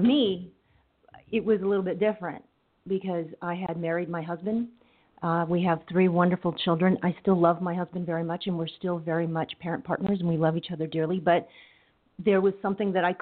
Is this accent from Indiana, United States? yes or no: no; Coachella, California, United States; my background, I grew up in Coachella, the granddaughter of farm workers.